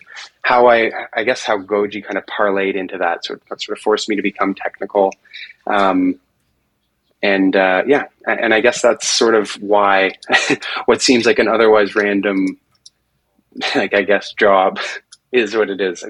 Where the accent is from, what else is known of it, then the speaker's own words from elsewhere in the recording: Toronto, Ontario, Canada; first language English; also born or lived in China; now in Ontario, Canada; my wife and I don't really have any help because we're from Toronto